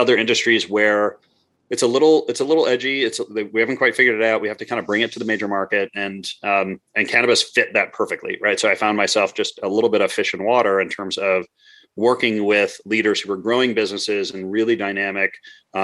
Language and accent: English; Midwest, United States; moved away as an adult; also born or lived in Montreal; I grew up in the Midwest